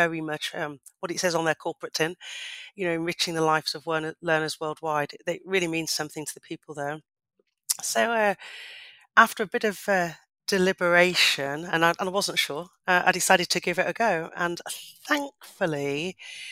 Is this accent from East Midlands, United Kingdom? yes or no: yes; Leicester, East Midlands, United Kingdom; I come from Leicester, come from a council estate in Leicester, from a single parent family with my mum and my sisters